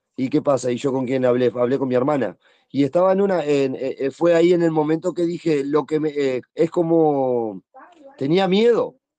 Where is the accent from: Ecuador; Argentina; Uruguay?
Uruguay; Montevideo; nací en Montevideo